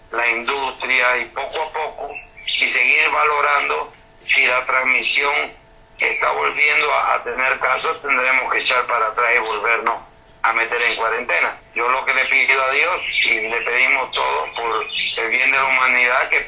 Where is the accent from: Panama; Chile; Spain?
Panama; also born or lived in Mexico